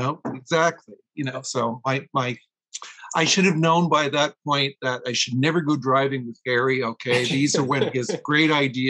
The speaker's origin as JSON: {"language": "English", "town": "Toronto", "region": "Ontario", "country": "Canada", "tie": "born or raised there", "also_born_or_lived": "Quebec", "moved": "yes", "lives_now": "Thessalon, Canada", "said": "Toronto area. I was born in Quebec, but I lived most of my life in Toronto."}